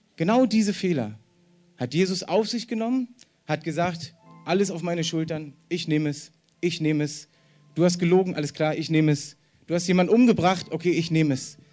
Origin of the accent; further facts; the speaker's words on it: East Germany, Germany; ich bin ja selber Ossi